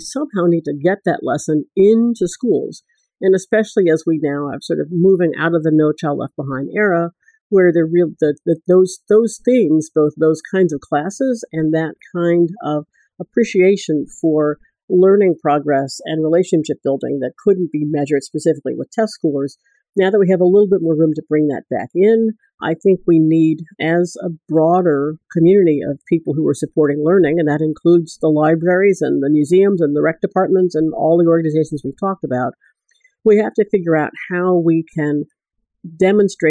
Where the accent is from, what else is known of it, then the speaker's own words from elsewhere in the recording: Washington, District of Columbia, United States; I grew up here in Washington, D.C., which is where we're sitting right now